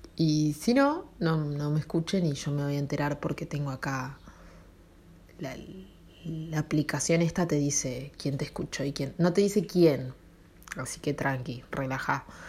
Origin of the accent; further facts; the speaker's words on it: Argentina; Nací en Argentina